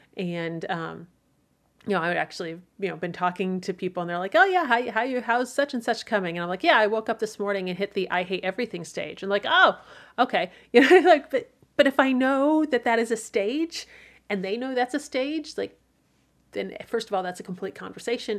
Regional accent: Midwest, United States; As a Midwesterner

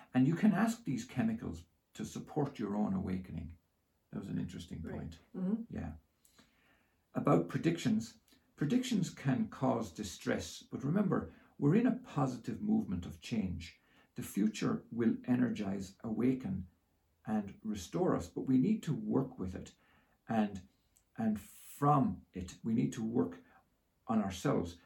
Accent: Ireland; I grew up in Holy Catholic Ireland

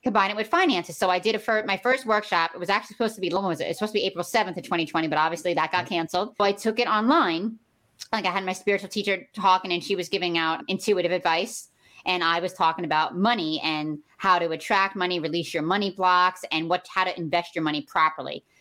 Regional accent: New York City, New York, United States; I was born in Brooklyn, New York. Uh, my grandmother raised us

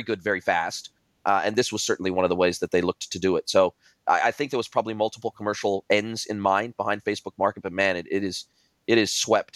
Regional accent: Southern California, United States; moved away as an adult; now in New Zealand; I grew up in Southern California, close to Mexico

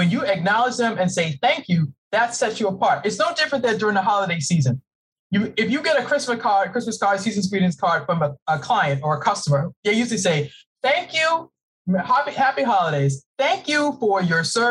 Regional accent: Boston, Massachusetts, United States; moved away as an adult; now in Maryland, United States; I'm originally from Boston. I live in the great state of Maryland

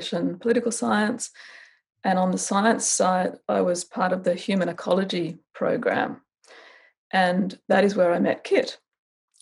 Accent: Canberra, Australian Capital Territory, Australia; I grew up in Canberra, capital city, with my brother and my parents

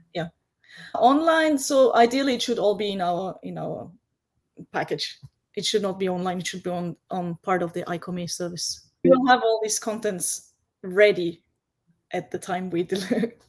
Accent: Vienna, Austria; now in Japan; I grew up in Vienna and I went to local school.

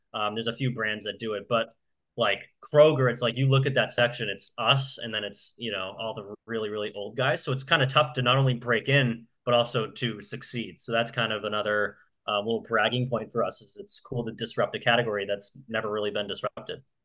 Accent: New Hampshire, United States; moved away as an adult; also born or lived in south of Boston, Massachusetts; now in Massachusetts, United States; I grew up in New Hampshire

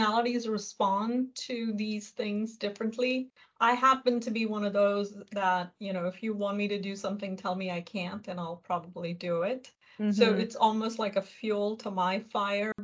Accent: India; I'm Indian

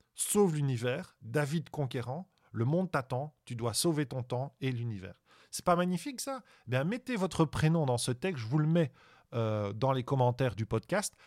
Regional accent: Belgium; je suis belge

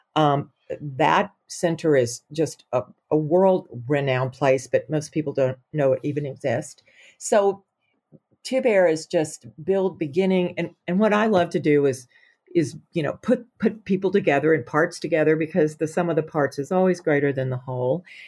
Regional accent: Auburn, Alabama, United States; now in Montana, United States; I grew up in Auburn, Alabama.

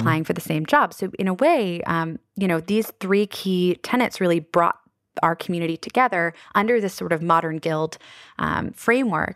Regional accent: Annapolis, Maryland, United States; my hometown of Annapolis

